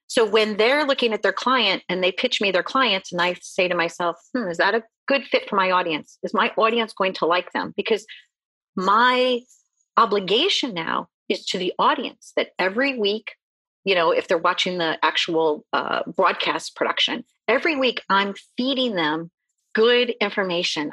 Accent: Midwest, United States; I grew up in the Midwest

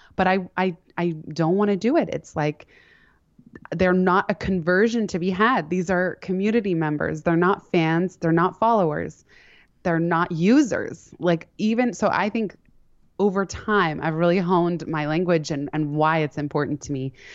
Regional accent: San Francisco, California, United States; also born or lived in Palo Alto; now in New York City, United States; I grew up in San Francisco and Palo Alto

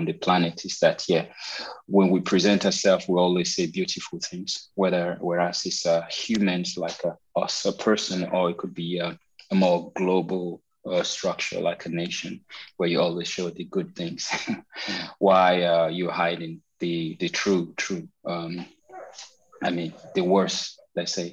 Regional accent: Nigeria; moved away as an adult; also born or lived in Paris, France; now in Berlin, Germany; I'm a Nigerian singer songwriter who've been living abroad for a while now.

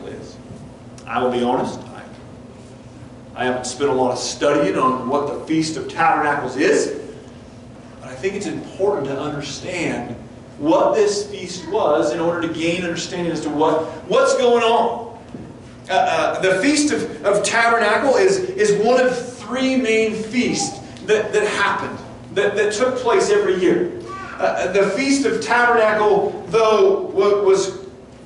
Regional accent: Front Range of Colorado, United States; I grew up on the Front Range of Colorado

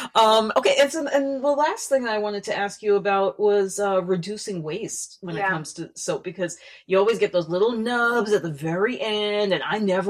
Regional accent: New Jersey, United States; now in Hawaii, United States; we're both from New Jersey

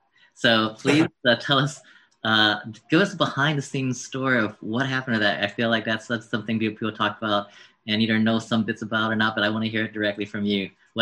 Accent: Mississippi, United States; now in Bay Area, United States; I was raised in the South in Mississippi, and I definitely faced my share of racism

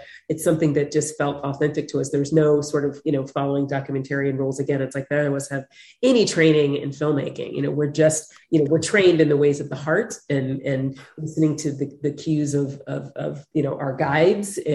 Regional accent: United States; Yes, I'm African American, but it's like, I'm Western, I'm American

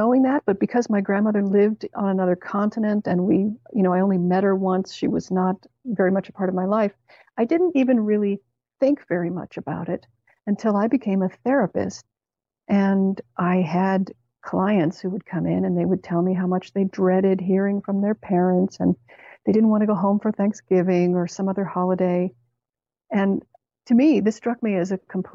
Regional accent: Canada; Canada, where I grew up

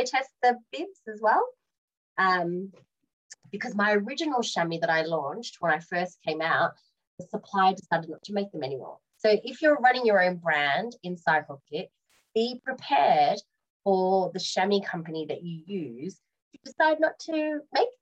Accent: Australia; now in United Kingdom; I'm Australian

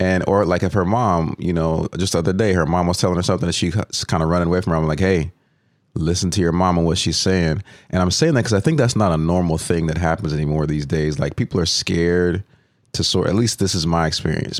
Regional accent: Allen, Texas, United States; I grew up in Allen, Texas

